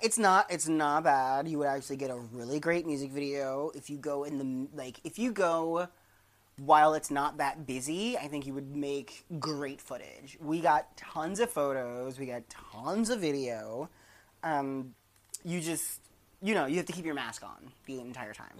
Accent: Maryland, United States; they do this in my hometown. There's one street, 34th Street in Maryland

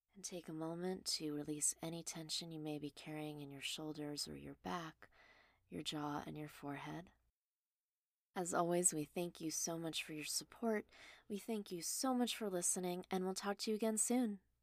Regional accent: Los Angeles, California, United States; also born or lived in Mount Washington, Los Angeles / Glendale; The first house I lived in was in Mount Washington, then we briefly moved to Glendale, but I would say I grew up in the Mulholland House on Mulholland Drive, so overlooking Sherman Oaks

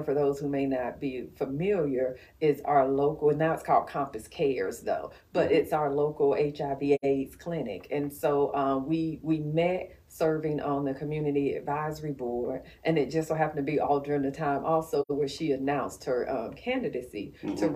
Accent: Macon, Georgia, United States; I grew up in South Macon.

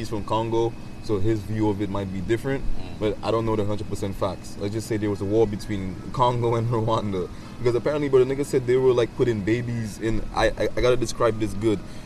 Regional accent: United States; also born or lived in Saint Lucia (family heritage); I'm not even a St. Lucian citizen, bro. I was born in America

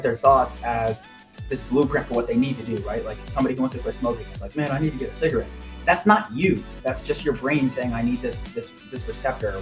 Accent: Fishers, Indiana, United States; also born or lived in Lafayette, Indiana; I was born and raised in Indiana. My parents divorced when I was 3, so I kind of had, you know, kind of a split upbringing. My mom lived in Fishers

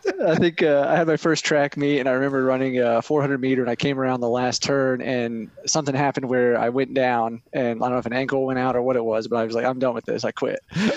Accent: Western North Carolina, United States; moved away as an adult; now in Tennessee, United States; Mainly in Western North Carolina. I spent like 17 years there before I moved over to the great state of Tennessee.

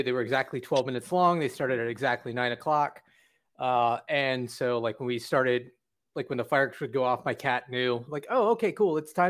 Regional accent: Sterling, Virginia, United States; moved away as an adult; now in Orlando, United States; I was born in Virginia Beach. And then in 1983, I moved to Sterling, Virginia, which is in Loudoun County.

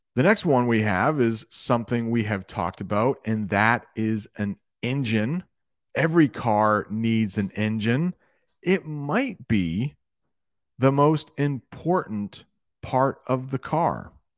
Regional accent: United States; I am an American. I am an American English teacher.

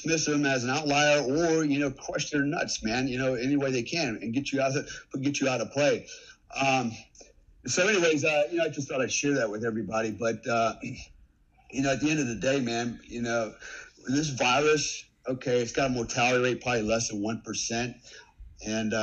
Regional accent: United States; now in Indonesia; as an American

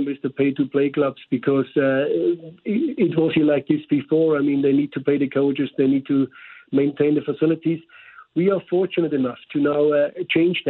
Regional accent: Germany; English is a second language; moved away as an adult; now in St. Louis, United States; From Germany, as maybe you picked up by the slight accent.

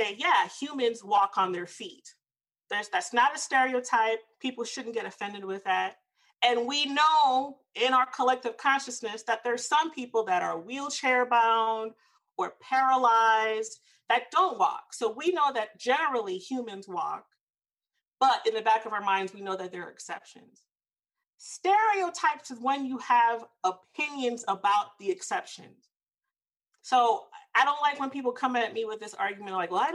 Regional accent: the South, United States; I'm from the South

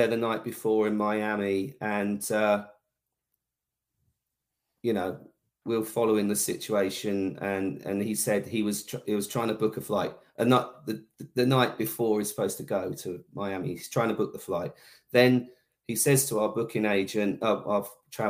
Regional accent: Bedford, East of England, United Kingdom; my hometown, which was like my sort of my birthday gig in Bedford

